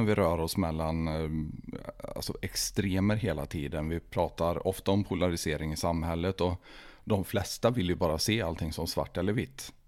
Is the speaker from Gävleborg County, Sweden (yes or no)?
no; Tidaholm, Västra Götaland, Sweden; vi har ju växt upp på samma ställe i Tidaholm.